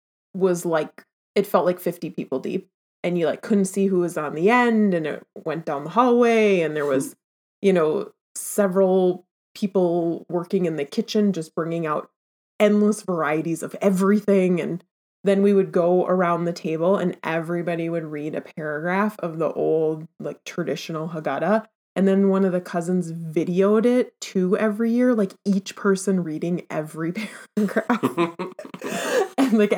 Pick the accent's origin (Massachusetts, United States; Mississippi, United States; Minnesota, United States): Minnesota, United States; Minneapolis